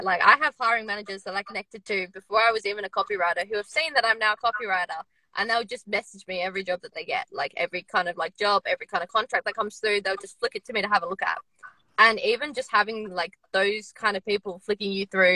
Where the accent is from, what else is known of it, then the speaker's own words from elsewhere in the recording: Australia; moved away as an adult; now in United Kingdom; I'm in the UK at the moment, but I'm from Australia